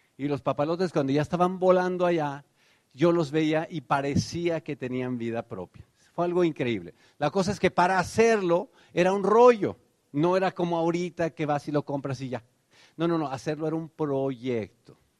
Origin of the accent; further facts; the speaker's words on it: Tenancingo, Mexico; now in United States; cuando yo era niño, pues ustedes saben, allá en Tenancingo, en realidad Tenancingo era la ciudad, la ranchería de verdad donde vivía se llamaba Tepetzingo